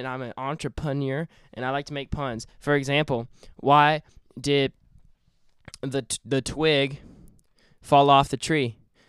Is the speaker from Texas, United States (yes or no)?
yes; Dallas, Texas, United States; I am a very educated man. I was born and raised in Dallas, Texas.